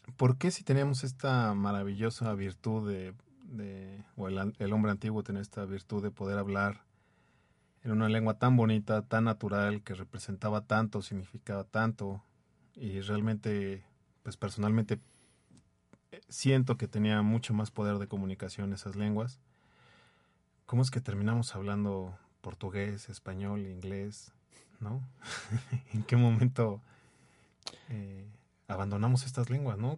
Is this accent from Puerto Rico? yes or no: no; Mexico; como mexicano